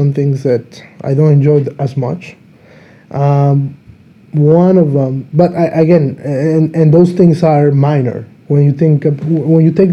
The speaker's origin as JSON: {"language": "English", "country": "Dominican Republic", "moved": "yes", "lives_now": "Slovakia", "said": "I'm from Dominican Republic"}